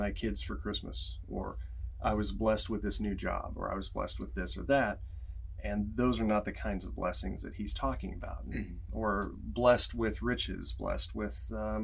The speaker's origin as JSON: {"language": "English", "town": "Wichita", "region": "Kansas", "country": "United States", "tie": "born or raised there", "moved": "as an adult", "lives_now": "Lancaster, United States", "said": "I came to Pennsylvania in 2008. I grew up in Wichita, Kansas."}